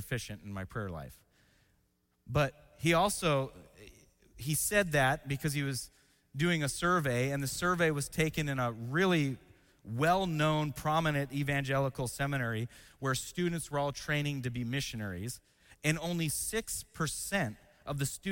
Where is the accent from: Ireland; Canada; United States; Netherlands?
United States; Washington; I grew up in Washington State